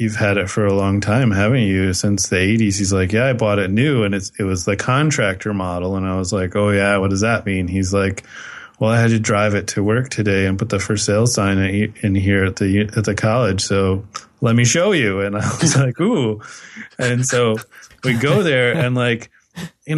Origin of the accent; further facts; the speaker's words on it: Midwest, United States; moved away; I'm originally from the Midwest